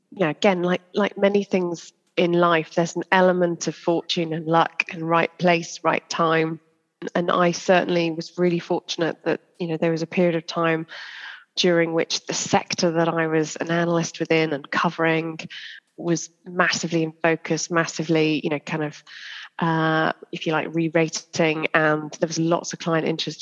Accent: Church Stretton, West Midlands, United Kingdom; I grew up uh, in a little place called Church Stretton in Shropshire

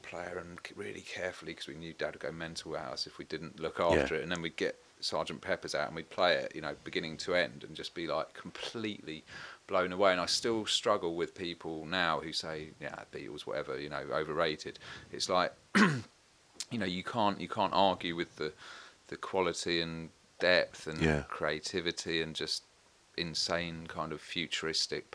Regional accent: Warsash, South East England, United Kingdom; also born or lived in Portsmouth; I was born in Portsmouth, but it's a little village kind of close to that called Warsash. So South Coast

